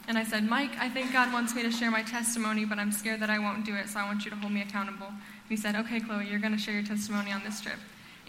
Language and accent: English; Costa Rica; also born or lived in Honduras; And so I was born in Honduras, and I grew up in Costa Rica.